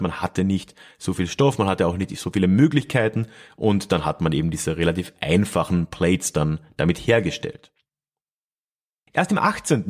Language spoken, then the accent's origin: German; Freising, Bavaria, Germany; meiner Heimatstadt Freising